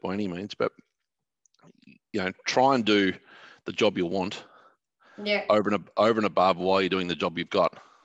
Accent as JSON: {"language": "English", "town": "Warragul", "region": "Victoria", "country": "Australia", "tie": "born or raised there", "said": "I began as a 12-year-old at the Warragul Gazette, which is where my hometown was in Gippsland"}